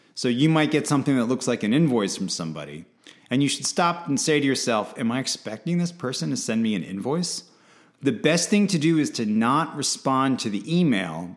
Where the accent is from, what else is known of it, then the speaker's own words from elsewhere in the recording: United States; as an American